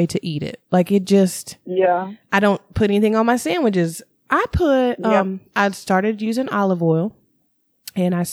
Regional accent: the South, United States; I'm from the South

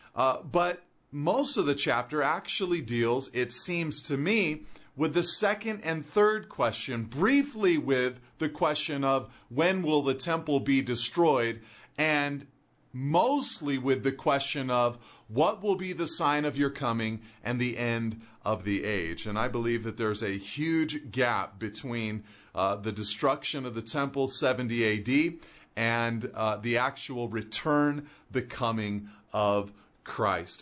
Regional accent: California, United States; I'm a Californian

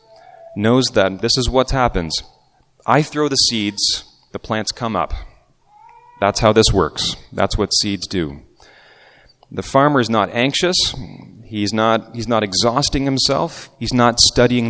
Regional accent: Markham, Ontario, Canada; I was growing up in Markham

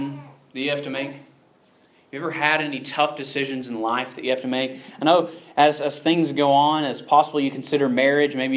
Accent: the South, United States; I grew up in the South

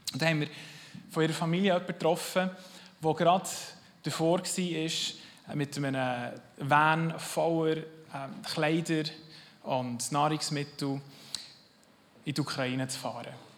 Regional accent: Switzerland; als Schweizer

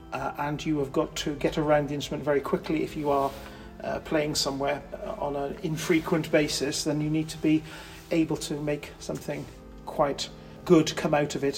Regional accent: Abergavenny, Wales, United Kingdom; moved away as an adult; also born or lived in north of England; now in Hereford, United Kingdom; I was brought up in Abergavenny, and after university and a couple of jobs working with churches in the north of England, I ultimately relocated to Hereford

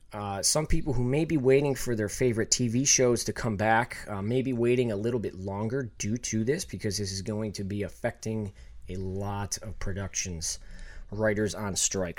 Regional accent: Buffalo, New York, United States; also born or lived in Los Angeles; I'm from Buffalo

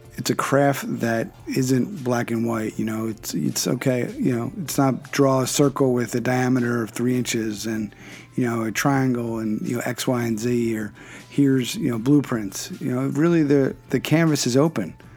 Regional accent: Philadelphia, Pennsylvania, United States; I'm from Philadelphia, born and raised in Pen, so that's Pennsylvania

